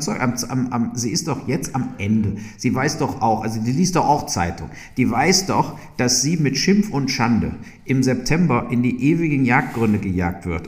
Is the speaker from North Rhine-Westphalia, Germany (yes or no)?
yes; Burscheid, North Rhine-Westphalia, Germany; also born or lived in Leverkusen; ich bin ja wirklich in Leverkusen zur Schule gegangen und komme aus Burscheid